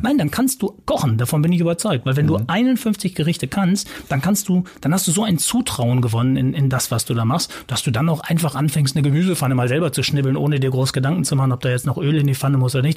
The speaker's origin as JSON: {"language": "German", "town": "Ottfingen", "region": "North Rhine-Westphalia", "country": "Germany", "tie": "born or raised there", "also_born_or_lived": "Cologne", "moved": "as an adult", "lives_now": "Hamburg, Germany", "said": "es ist natürlich meine Heimat. Ich unterscheide wirklich, also wenn Köln die Affäre ist, die zwischenzeitliche, und Hamburg das Zuhause, dann habe ich trotzdem noch eine Heimat. Das ist nochmal was anderes. Und das äh, ist Ottfingen im Sauerland"}